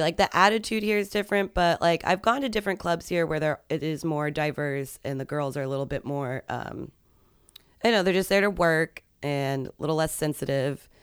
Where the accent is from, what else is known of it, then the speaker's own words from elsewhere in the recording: Arlington, Virginia, United States; moved away; I grew up around there